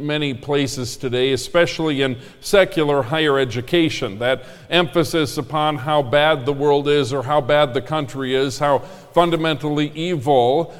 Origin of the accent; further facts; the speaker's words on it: Minnesota, United States; I grew up in Minnesota, which is Lutherland, the land of Lutherans.